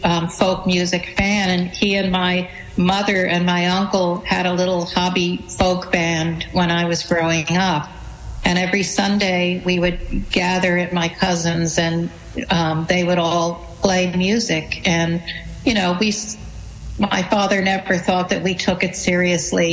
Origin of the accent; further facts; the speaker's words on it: New Rochelle, New York, United States; when I was growing up in New Rochelle, New York